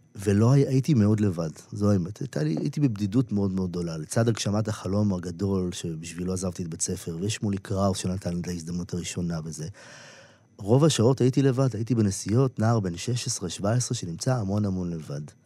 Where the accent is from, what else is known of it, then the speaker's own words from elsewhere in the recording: Israel; now in Tel Aviv, Israel; הילדות שלי בקיבוץ